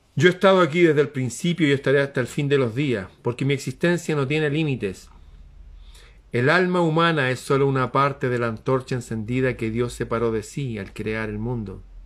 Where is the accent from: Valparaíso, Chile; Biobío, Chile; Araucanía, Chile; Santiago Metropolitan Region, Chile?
Santiago Metropolitan Region, Chile; Santiago; acá en Santiago